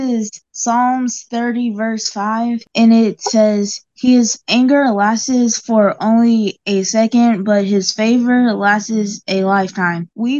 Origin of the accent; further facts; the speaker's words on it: Oklahoma, United States; I'm from Oklahoma, and my birthday is coming up soon.